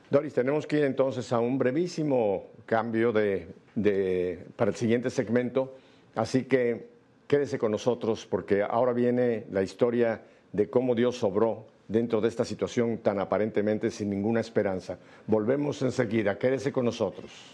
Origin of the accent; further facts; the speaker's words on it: Mexico; now in Miami, United States; en Miami la minoría somos los mexicanos